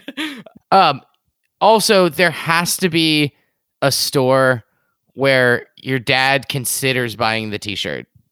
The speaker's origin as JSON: {"language": "English", "town": "Boston", "region": "Massachusetts", "country": "United States", "said": "I'm from Boston"}